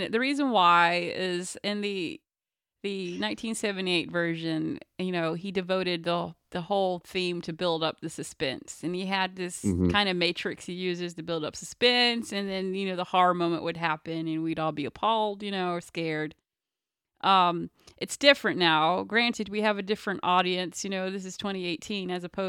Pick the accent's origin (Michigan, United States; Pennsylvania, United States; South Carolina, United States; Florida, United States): South Carolina, United States; Charleston; that's where I'm from